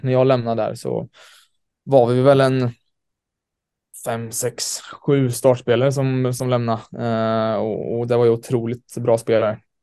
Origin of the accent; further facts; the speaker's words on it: Sweden; moved away as an adult; also born or lived in New York, United States; now in Malmö, Sweden; som svensk